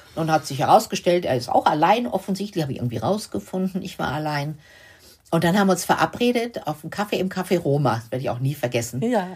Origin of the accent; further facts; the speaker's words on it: Lower Saxony, Germany; ich komme ja aus Niedersachsen